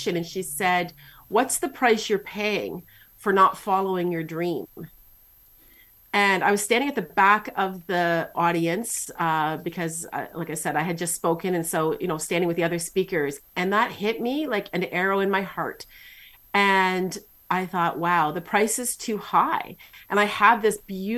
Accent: Canada; I'm Canadian

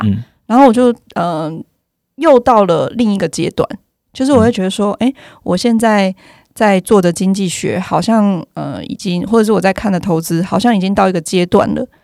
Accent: Yilan County, Taiwan; accent: Yilan accent; moved away as an adult; 因为我是宜兰人嘛

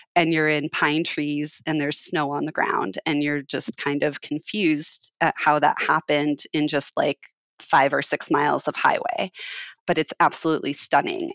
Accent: Phoenix, Arizona, United States; I was born and raised in Arizona, and my family is from the White Mountains of Arizona, and I grew up in Phoenix

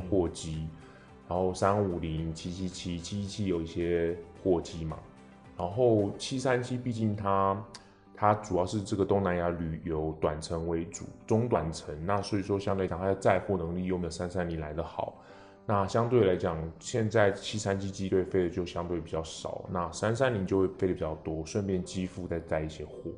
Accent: Taiwan; 像我们台湾人

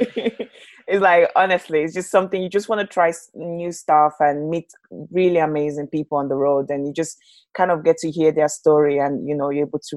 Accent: Lagos, Nigeria; now in United Kingdom; So I was born in Nigeria, Lagos, Nigeria

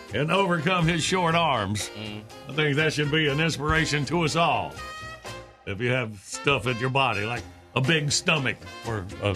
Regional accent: North Carolina, United States; I'm from North Carolina.

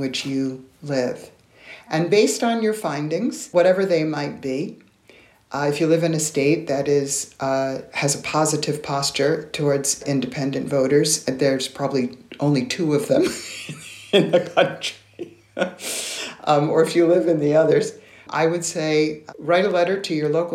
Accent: New York, United States; I'm originally from New York

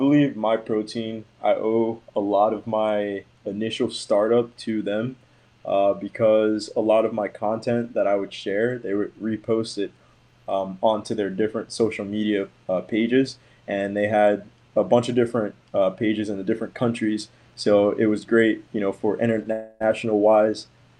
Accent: Maryland, United States; now in Florida, United States; I moved around a lot growing up. So I went to a few different like high schools, and then like I grew up in Maryland, and then now I live in Florida.

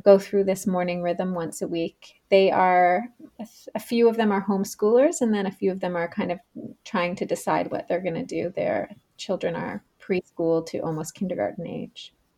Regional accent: Canada; moved away as an adult; also born or lived in Australia; I am originally from Canada, where I am right now on the east coast of Canada

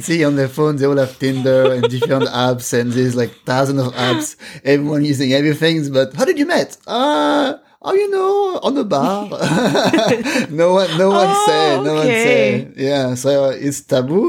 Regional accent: Paris, Île-de-France, France; moved away as an adult; now in Wellington, New Zealand; I'm from Paris, so from France.

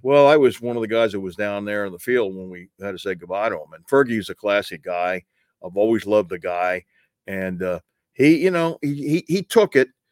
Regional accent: New York, United States; moved away; I grew up in New York, and I know that area

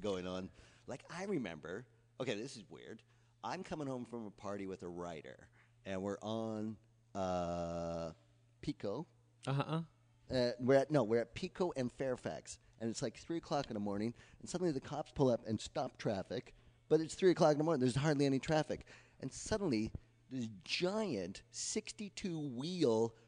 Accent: Canada; now in United States; I'm a Canadian

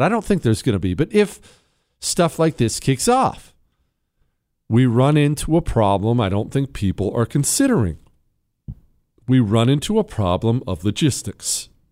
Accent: Montana, United States; I grew up in Montana.

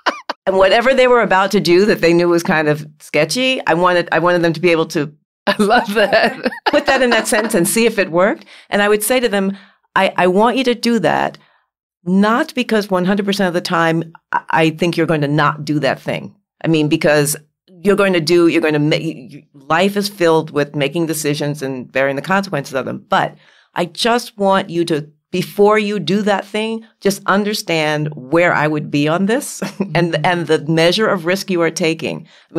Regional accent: New York City, New York, United States; They grew up in New York City. I grew up in New York City.

